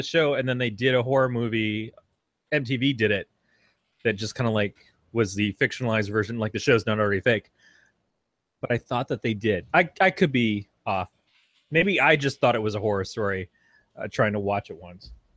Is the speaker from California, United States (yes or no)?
no; Michigan, United States; I'm from Michigan.